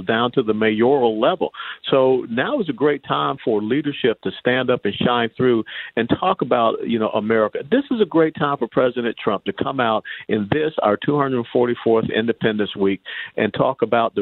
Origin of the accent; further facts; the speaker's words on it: Atlanta, Georgia, United States; I was born and raised in Atlanta